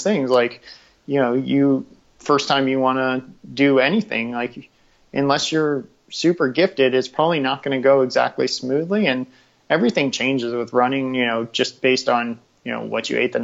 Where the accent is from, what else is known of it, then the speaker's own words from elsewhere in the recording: Washington, District of Columbia, United States; growing up in DC